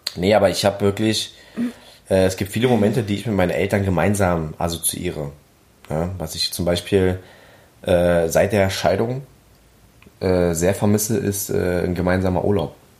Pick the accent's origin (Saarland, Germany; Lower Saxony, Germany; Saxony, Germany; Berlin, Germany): Berlin, Germany; accent: Berliner Schnauze / Berlin dialect; meine Berliner Schnauze